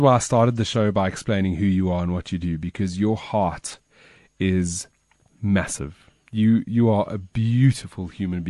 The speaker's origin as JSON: {"language": "English", "town": "Alberton", "region": "Gauteng", "country": "South Africa", "tie": "born or raised there", "said": "And you know I grew up in Alberton."}